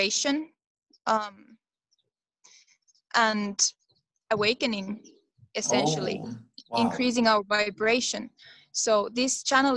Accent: Finland; I come from Finland

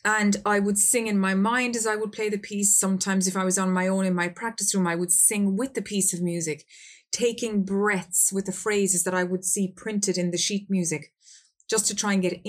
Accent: Ireland; I'm from Ireland

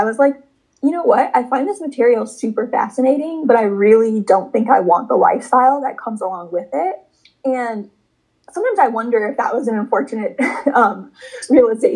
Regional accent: Chicago, Illinois, United States; moved away as an adult; now in New York City, United States; I'm originally from Chicago, Illinois, but now I live in New York City and I'm 26 years old now. And growing up, I grew up between Chicago and the suburbs of Chicago

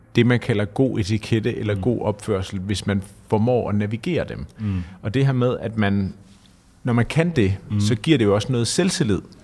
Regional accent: Denmark; Jeg kommer selv fra Jylland

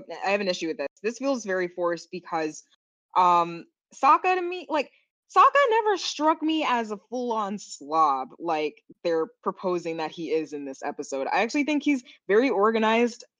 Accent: Florida, United States; now in Seattle, United States; we're from Florida

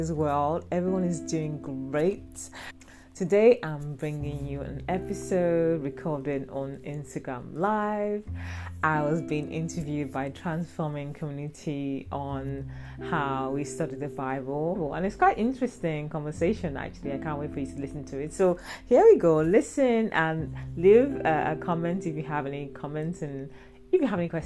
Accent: Delta, Nigeria; moved away as an adult; now in London, United Kingdom; And I am from West Africa. I was born in Delta State, Nigeria.

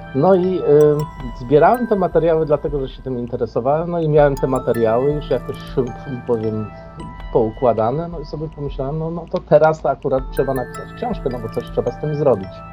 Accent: Strzelce Opolskie, Opole Voivodeship, Poland; now in Germany; niedaleko mojej rodzinnej miejscowości Strzelec Opolskich

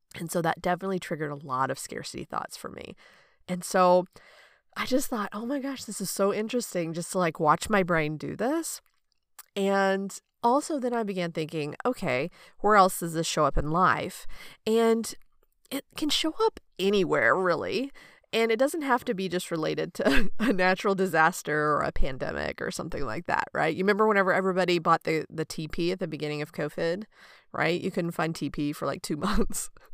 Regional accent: United States; growing up in America

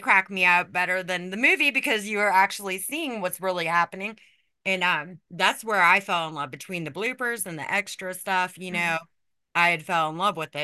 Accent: Las Vegas, Nevada, United States; moved away; I grew up in Vegas

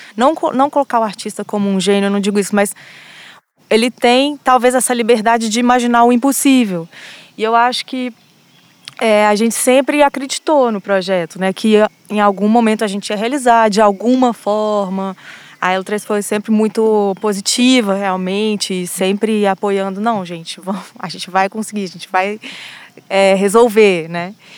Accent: Belo Horizonte, Minas Gerais, Brazil; moved away as an adult; also born or lived in France; Eu sou de Belo Horizonte

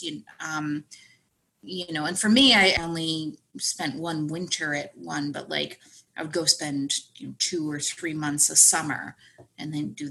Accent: Connecticut, United States; moved away; I'm from Connecticut

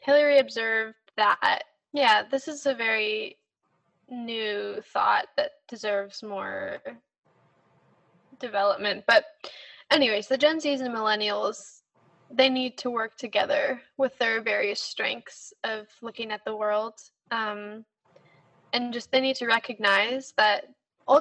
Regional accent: United States; especially in my generation, especially as American

